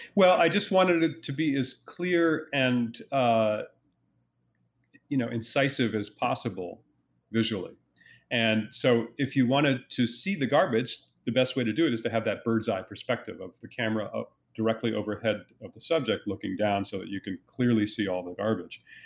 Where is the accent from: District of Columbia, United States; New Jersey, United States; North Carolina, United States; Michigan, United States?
New Jersey, United States; where I was growing up in New Jersey